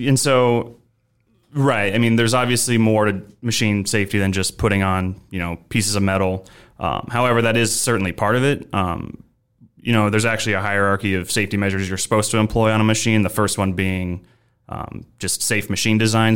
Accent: Omaha, Nebraska, United States; moved away as an adult; also born or lived in Chicago; I'm originally from Omaha, Nebraska. So I am a Nebraska native.

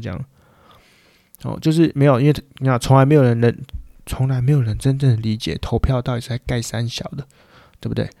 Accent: Changhua County, Taiwan; now in Taipei, Taiwan; 但我是从小出生在彰化， 老家在彰化， 但事实上我都住在台北

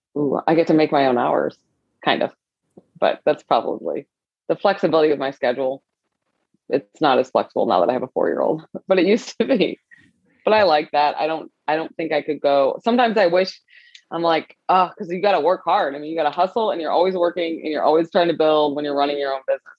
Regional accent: St. Louis, Missouri, United States; also born or lived in Michigan / Los Angeles; I was born and raised in St. Louis

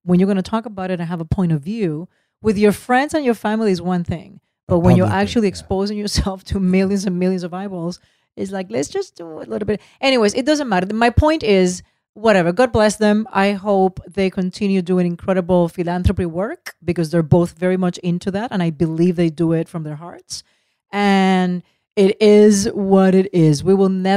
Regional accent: United States; us. The Americans

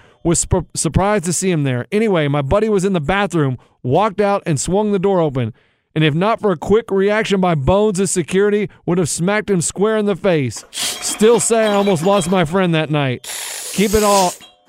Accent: Owego, New York, United States; He is from Endicott, New York, and I am from Owago, New York. Owago.

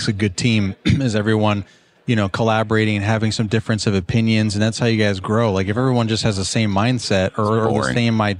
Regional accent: Virginia, United States; But I'm from Virginia

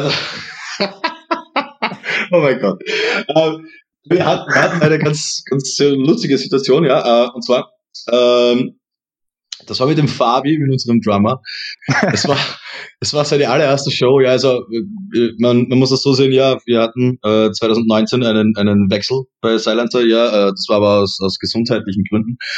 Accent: Styria, Austria; accent: Austrian Styrian; ich habe eher die Angst, dass ich irgendwo in das typisch österreichisch-steirische, äh, das, wie, wie soll ich sagen

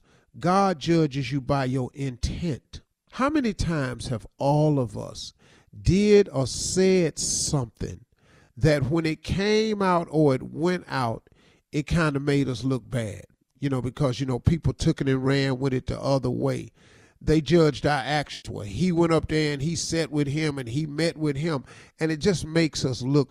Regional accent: United States; us as the American people

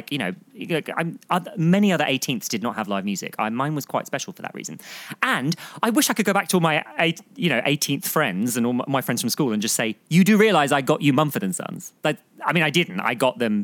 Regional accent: Surrey, South East England, United Kingdom; one of the bands I was in was this local youth jazz band in my area where I grew up in Surrey.

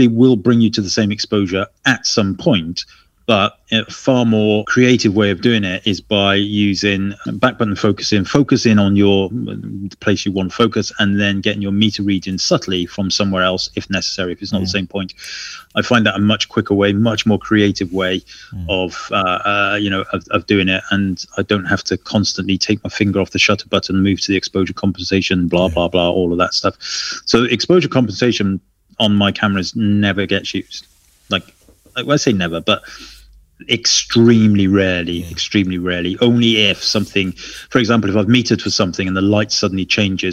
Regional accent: Wales, United Kingdom; I'm Welsh

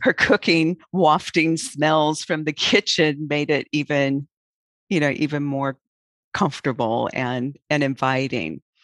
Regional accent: Auburn, Nebraska, United States; when I was, was a child in my hometown of Auburn, Nebraska

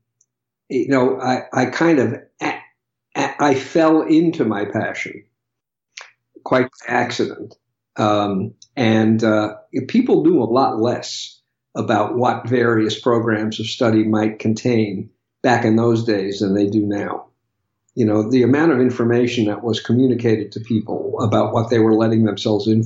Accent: New York, United States; I grew up in New York

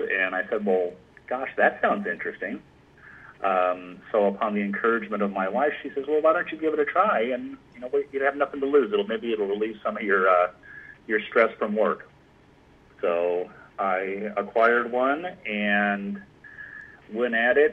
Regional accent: Anaheim, California, United States; I was born and raised in Anaheim, California

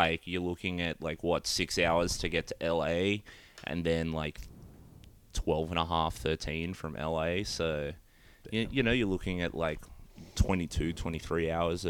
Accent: Australia; now in United States

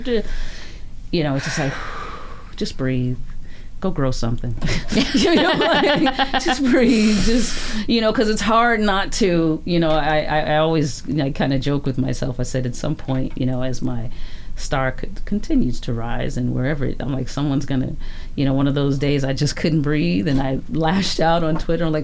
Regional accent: Chicago, Illinois, United States; moved away as an adult; also born or lived in Louisiana / Los Angeles; now in Vancouver, Canada; I'm from Chicago.

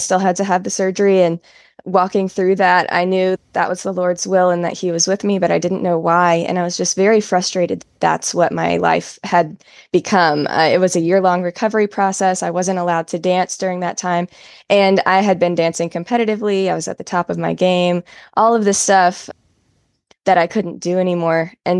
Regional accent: Southern United States, United States; And from then, it was relatively a normal Christian childhood growing up in the South.

